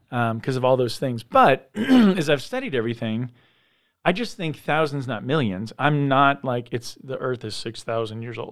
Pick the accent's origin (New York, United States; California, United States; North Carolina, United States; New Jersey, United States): California, United States; San Diego; I grew up in San Diego